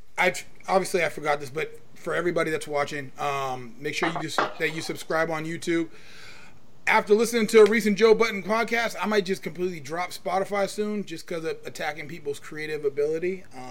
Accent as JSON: {"language": "English", "country": "El Salvador", "lives_now": "Canada", "said": "I'm not El Salvadorian anymore, I'm Canadian."}